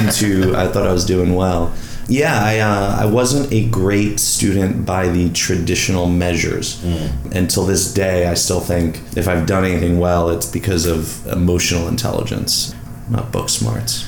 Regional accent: New York, United States; moved away as an adult; also born or lived in Virginia; growing up in New York

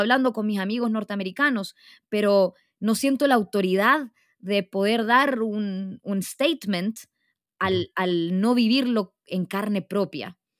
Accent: Arica, Arica y Parinacota, Chile; yo nací en Chile, yo nací en Arica

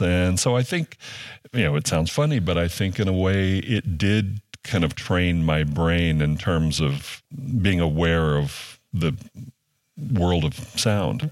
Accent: Louisiana, United States; moved away; also born or lived in Ohio; I grew up in Louisiana and often in, uh, rural places.

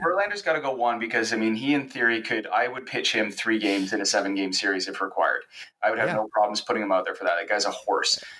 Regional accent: Victoria, British Columbia, Canada; where I grew up, I'm, I'm from Victoria, BC

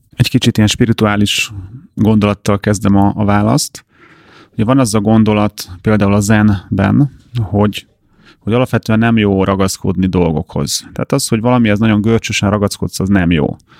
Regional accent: Hungary

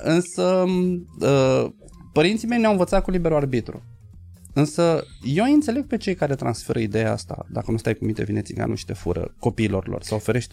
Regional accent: Bucharest, Romania; noi bucureștenii

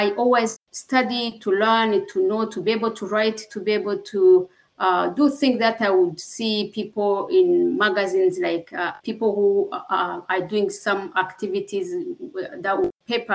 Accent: Rwanda; moved away; I'm from Rwanda. I was born in Rwanda, and as I was born, this was before the genocide

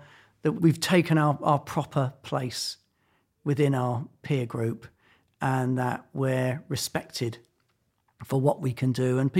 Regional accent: London, United Kingdom; Camberwell and then Tooting.

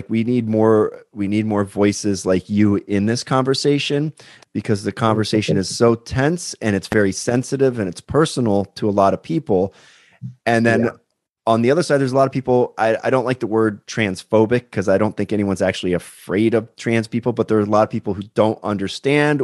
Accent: Pennsylvania, United States; just in from my home state, Pennsylvania

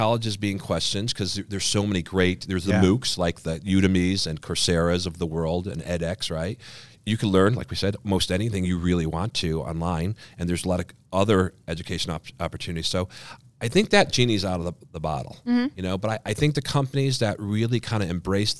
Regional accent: Schenectady, New York, United States; moved away; I grew up in Schenectady, New York

